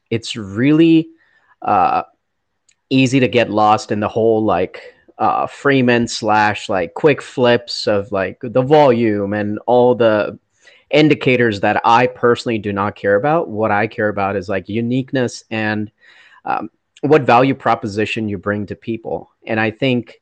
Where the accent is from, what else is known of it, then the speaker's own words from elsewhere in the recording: India; now in United States; I grew up in India